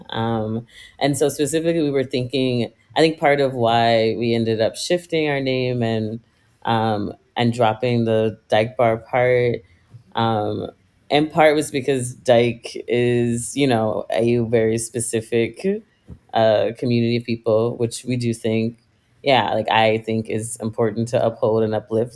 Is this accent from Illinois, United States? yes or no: no; Virginia, United States; moved away; I am originally from Virginia, like a smaller rural town in Virginia